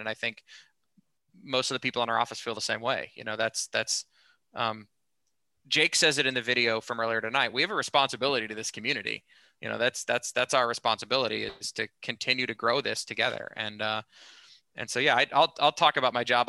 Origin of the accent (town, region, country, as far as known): Kansas City, Missouri, United States; born or raised there